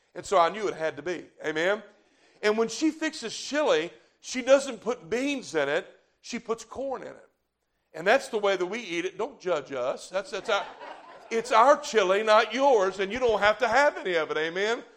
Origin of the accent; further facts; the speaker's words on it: the South, United States; I'm from the South